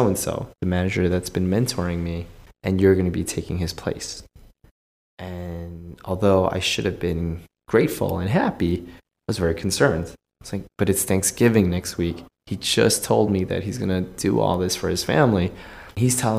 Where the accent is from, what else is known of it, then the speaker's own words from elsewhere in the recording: United States; I grew up in the States